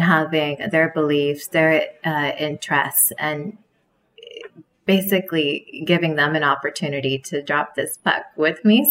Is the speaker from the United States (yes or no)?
no; Canada; growing up in Canada